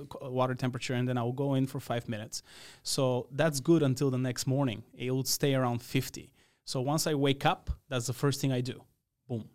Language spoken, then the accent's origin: English; Radoviš, North Macedonia; English is a second language; moved away as an adult; now in United States; I grew up in a small town, um, named Radović in the east part of the country